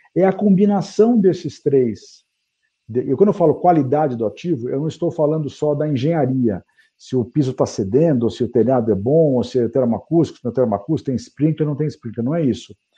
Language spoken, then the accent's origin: Portuguese; Brazil; eu estou aqui no Brasil fazendo negócio como brasileiro, né, minha vida toda